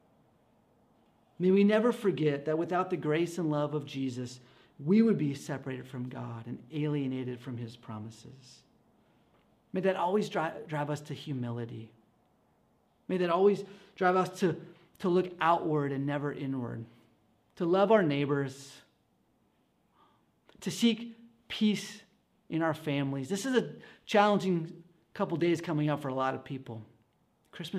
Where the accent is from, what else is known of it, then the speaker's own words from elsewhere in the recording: Escondido, California, United States; I grew up in church in Escondido